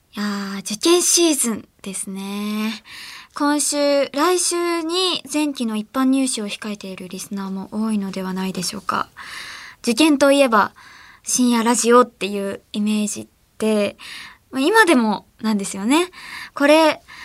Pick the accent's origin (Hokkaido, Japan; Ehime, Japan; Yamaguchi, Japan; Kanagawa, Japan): Ehime, Japan; 私愛媛県出身